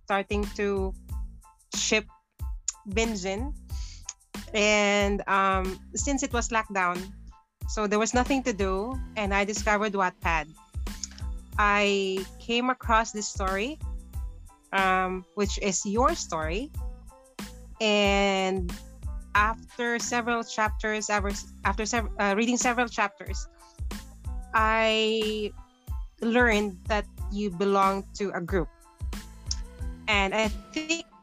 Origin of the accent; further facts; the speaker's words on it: Bukidnon, Northern Mindanao, Philippines; moved away as an adult; now in Wellington, New Zealand; even if I was born in the Philippines, I grew up in the Philippines, just living abroad